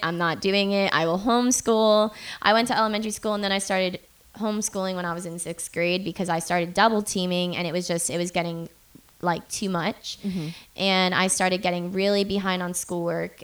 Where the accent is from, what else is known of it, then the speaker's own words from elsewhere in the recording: Boca Raton, Florida, United States; I'm from Florida, and it's this place called Boca. It's an hour north of Miami.